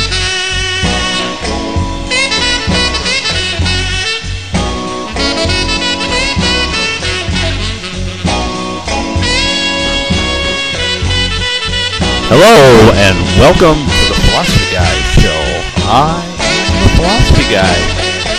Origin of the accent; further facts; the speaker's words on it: Wisconsin, United States; my home state of Wisconsin